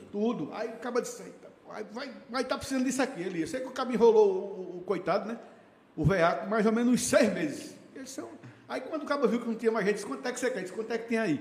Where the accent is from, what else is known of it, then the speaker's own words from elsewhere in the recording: Northeast Region, Brazil; nós somos nordestinos e gostamos de poesia